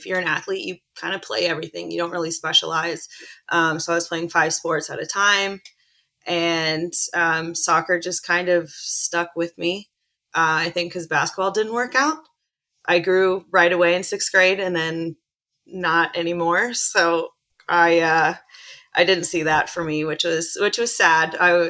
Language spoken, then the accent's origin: English; United States; also born or lived in Chile / Illinois / Indiana; I was born in Chile. I have a twin sister. She and I were both born there, and we were adopted as babies. So my parents now brought us back to the States after a few months, and I grew up in Illinois and Indiana.